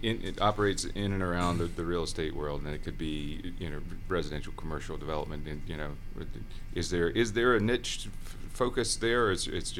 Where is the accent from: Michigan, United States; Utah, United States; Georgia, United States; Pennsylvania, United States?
Georgia, United States; Waycross; I grew up in Waycross, so it's well below the Nat line down there.